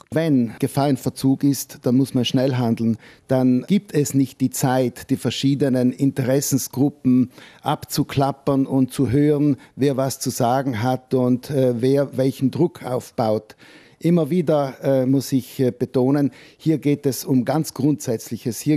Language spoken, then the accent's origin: German; Trentino-Alto Adige, Italy; machen wir keine bessere Figur als Südtiroler